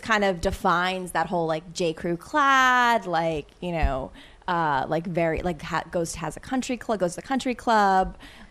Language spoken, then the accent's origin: English; Connecticut, United States; also born or lived in New York City, New York; I'm from Connecticut. Mm-hmm. So like very waspy Connecticut.